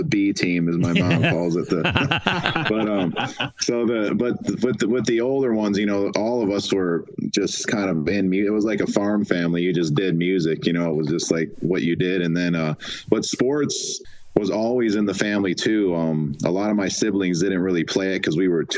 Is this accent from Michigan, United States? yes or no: yes; Detroit, Michigan, United States; moved away; my family, we're from Detroit originally.